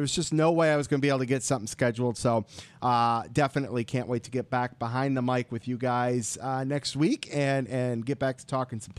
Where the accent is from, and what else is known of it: Michigan, United States; born or raised there